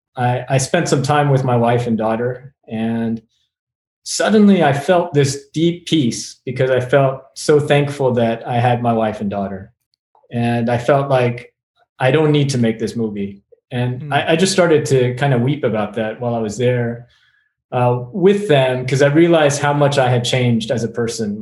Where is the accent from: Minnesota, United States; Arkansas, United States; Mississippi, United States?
Arkansas, United States; moved away; my own story growing up in in Arkansas